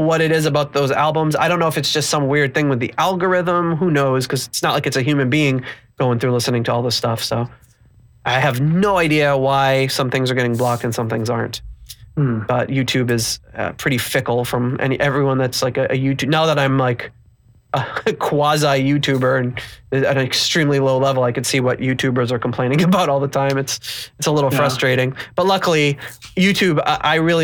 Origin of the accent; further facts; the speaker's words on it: Rhode Island, United States; growing up in Rhode Island